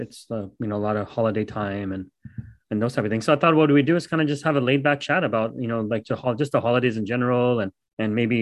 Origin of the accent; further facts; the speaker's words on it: Dallas, Texas, United States; I'm from Dallas